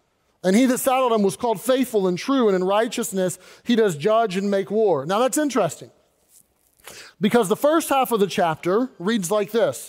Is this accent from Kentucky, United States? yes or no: yes; Louisville, Kentucky, United States; But I grew up in Kentucky, Louisville, and Louisville is known for three things.